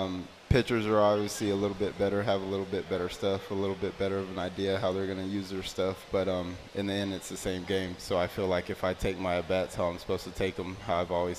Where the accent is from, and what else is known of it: Houston, Texas, United States